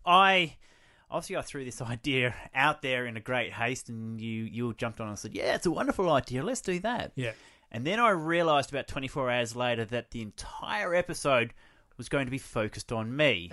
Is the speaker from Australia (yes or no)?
yes; Kingscote, South Australia, Australia; I was born here in South Australia in a small rural town of Kingscote